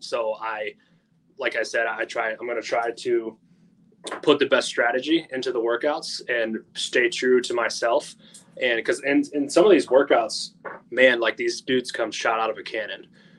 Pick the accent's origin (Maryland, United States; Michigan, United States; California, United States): Michigan, United States; I'm actually from Michigan.